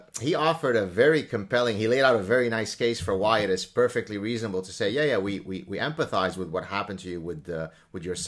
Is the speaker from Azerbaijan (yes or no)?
no; Lebanon; English is a second language; moved away; I didn't speak English back in Lebanon when I was growing up in Lebanon.